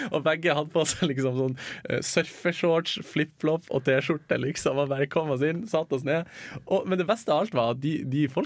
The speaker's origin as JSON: {"language": "Norwegian", "country": "Norway", "said": "Vi er jo fra Norge, så vi jo relativt, hadde jo relativt godt råd, god råd i forhold til resten der nede."}